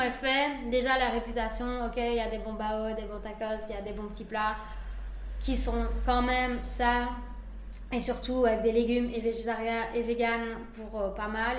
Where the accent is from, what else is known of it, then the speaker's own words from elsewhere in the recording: Spain; now in Liège, Belgium; je suis espagnole